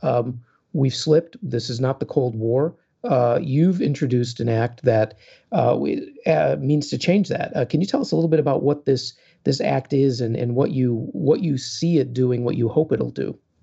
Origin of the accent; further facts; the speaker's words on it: Chicago, Illinois, United States; as a Chicagoan